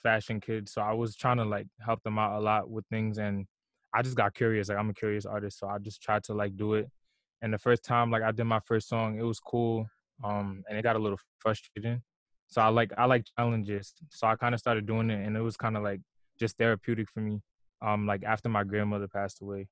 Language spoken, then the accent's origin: English; New York, United States; also born or lived in Long Island, New York; I'm from New York. I grew up in Brooklyn. I was born and raised in Brooklyn for half of my life. And then I moved to Long Island like right before high school